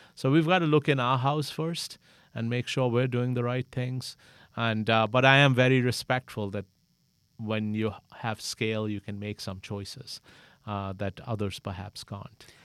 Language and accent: English; Pakistan; moved away as an adult; now in United States; I'm originally from Pakistan, came here to college, met my wife here, and decided to settle here.